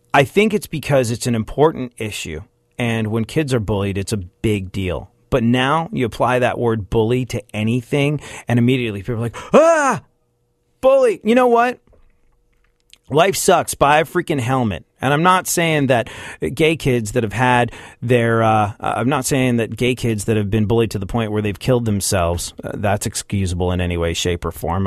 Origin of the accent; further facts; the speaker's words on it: New York, United States; I'm a New Yorker that lived through nine eleven, saw the Twin Towers go down outside my windows